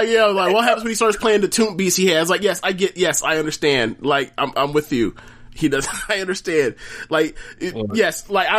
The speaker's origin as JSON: {"language": "English", "region": "South Carolina", "country": "United States", "said": "I represent the whole Atlanta. I'm from South Carolina."}